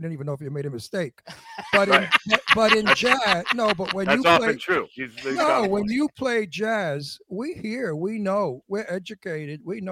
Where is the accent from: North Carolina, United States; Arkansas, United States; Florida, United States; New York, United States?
New York, United States; now in California, United States; I'm from New York, and I live in California